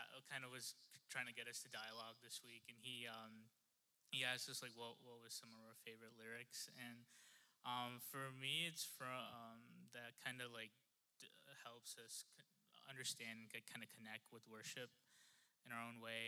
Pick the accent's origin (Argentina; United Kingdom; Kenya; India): India; moved away; growing up in India